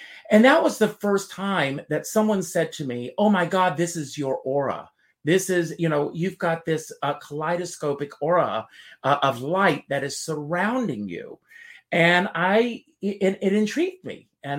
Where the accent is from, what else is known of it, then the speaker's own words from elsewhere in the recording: South Carolina, United States; moved away; when I was growing up in South Carolina